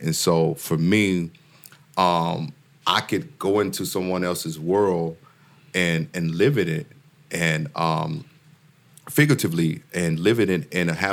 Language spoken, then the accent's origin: English; Mississippi, United States; I'm from Mississippi